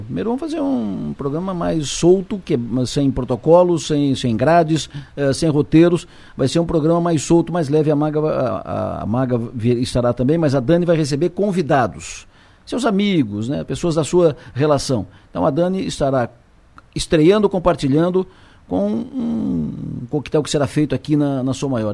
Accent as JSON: {"language": "Portuguese", "region": "Santa Catarina", "country": "Brazil", "said": "todos somos catarinenses"}